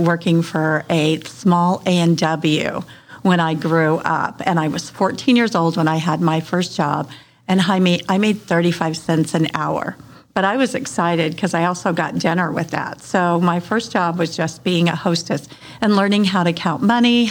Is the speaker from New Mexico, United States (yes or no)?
yes; Truth or Consequences, New Mexico, United States; moved away as an adult; also born or lived in Las Cruces, New Mexico / Reno, Nevada; now in Las Vegas, United States; I was actually born and raised in New Mexico in a little town called Truth or Consequences